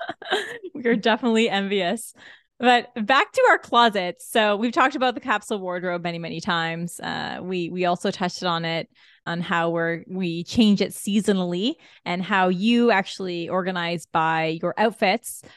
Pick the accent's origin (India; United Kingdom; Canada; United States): Canada; as a Canadian when you don't get this much sun often